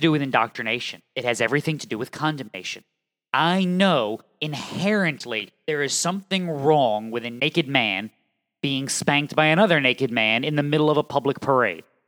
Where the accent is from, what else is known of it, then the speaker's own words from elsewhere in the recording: Connecticut, United States; I'm from Connecticut